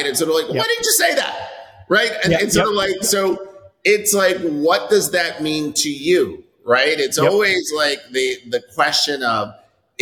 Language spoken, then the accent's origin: English; New York, United States; moved away as an adult; also born or lived in San Francisco; now in Dallas, United States; I'm born and raised in New York.